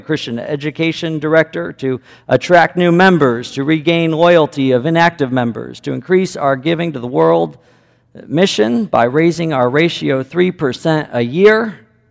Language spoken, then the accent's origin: English; Chicago, Illinois, United States; moved away as an adult; also born or lived in Cody, Wyoming; I grew up in Chicago suburbs